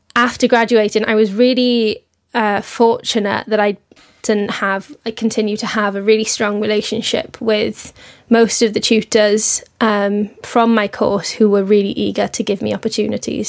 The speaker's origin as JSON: {"language": "English", "region": "Wales", "country": "United Kingdom", "also_born_or_lived": "London", "moved": "as an adult", "said": "I'm originally from Wales, and I moved to London, obviously, to come to I C M P"}